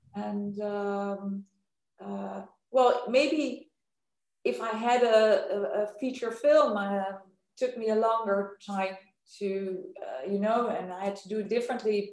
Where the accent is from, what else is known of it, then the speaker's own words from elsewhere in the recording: Amsterdam, North Holland, Netherlands; I am from Amsterdam.